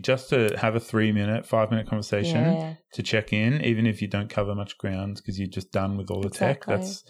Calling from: Melbourne, Victoria, Australia; I mean, we're coming from Melbourne. Like the rest of Australia is not locked down the way Melbourne is.

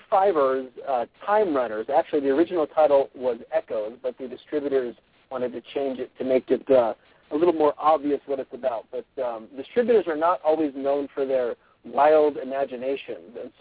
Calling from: Spanish Fork, Utah, United States; So I'm calling from, actually, a parking lot in Spanish Fork

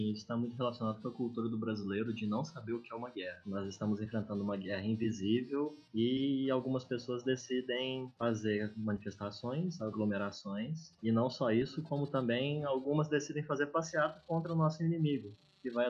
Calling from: Uberlândia, Minas Gerais, Brazil; Estou em Uberlândia, um dos grandes epicentros dos Ubers do mundo.

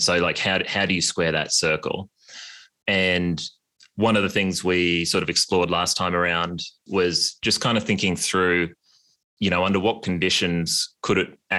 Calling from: New York, United States; I'm joining from the New York winter and very jealous of your Australian summer.

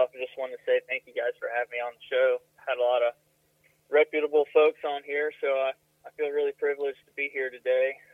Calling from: North Carolina, United States; calling from Granville County, North Carolina today. I'm sitting on a pretty farm beside my tractor and bush hog.

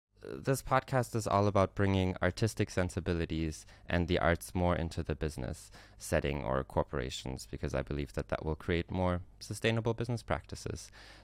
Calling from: Istanbul, Turkey; I have apple tea in it since I'm calling from Istanbul, Turkey.

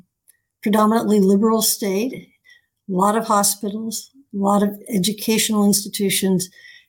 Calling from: Newton, Massachusetts, United States; I'm calling from Newton, Massachusetts

